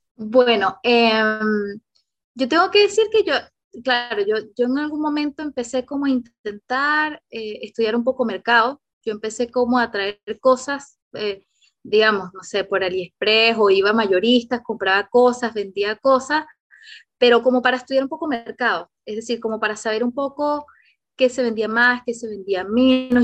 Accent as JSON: {"language": "Spanish", "country": "Venezuela", "moved": "as an adult", "lives_now": "Chile", "said": "yo soy venezolana también, y todo este tema yo tuve que emigrar a Chile, hace ocho años que estoy en Chile"}